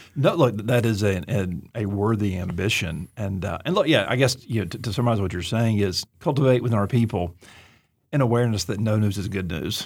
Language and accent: English; Auburn, Alabama, United States; I'm from Deep South, Alabama, Auburn